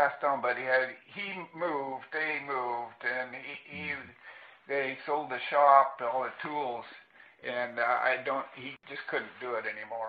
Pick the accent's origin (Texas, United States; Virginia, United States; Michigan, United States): Texas, United States; Corpus Christi; born there; And I was born in Corpus Christi.